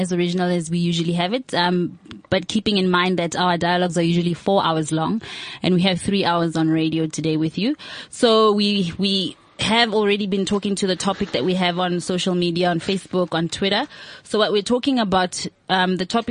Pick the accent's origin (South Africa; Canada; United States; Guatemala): South Africa; we are citizens of South Africa